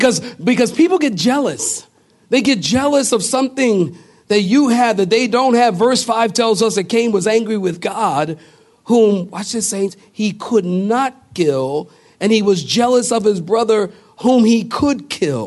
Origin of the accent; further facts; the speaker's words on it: Philadelphia, Pennsylvania, United States; moved away; also born or lived in California; I come from Philadelphia